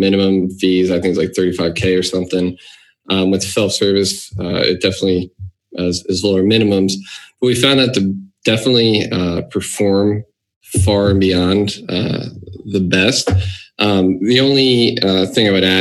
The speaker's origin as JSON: {"language": "English", "region": "New Jersey", "country": "United States", "said": "I come from New Jersey."}